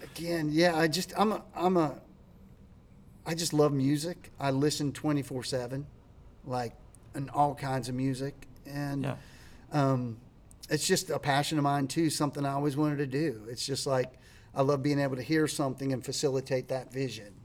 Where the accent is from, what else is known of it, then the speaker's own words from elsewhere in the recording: Latrobe, Pennsylvania, United States; moved away as an adult; now in Nashville, United States; a town called Latrobe. It's about an hour out of Pittsburgh